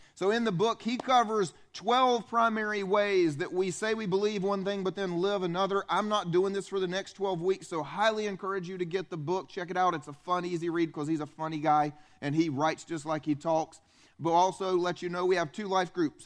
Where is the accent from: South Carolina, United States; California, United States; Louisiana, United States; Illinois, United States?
South Carolina, United States; upstate; I grew up here. I grew up in South Carolina